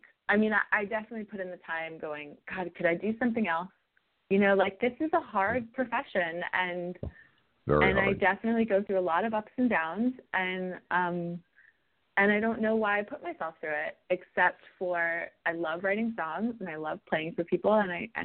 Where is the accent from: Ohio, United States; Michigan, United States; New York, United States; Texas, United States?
New York, United States; New York City; I'm a New Yorker.